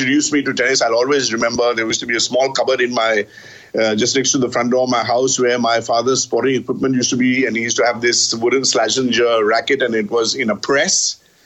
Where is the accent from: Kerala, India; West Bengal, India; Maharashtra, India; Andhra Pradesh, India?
West Bengal, India; Kolkata; in Calcutta, where I grew up